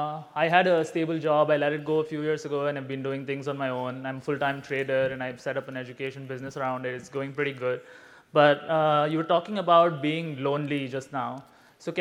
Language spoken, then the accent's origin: English; India; moved away as an adult; now in Singapore; I'm 27. I'm originally from India. I've been living in Singapore for the past few years.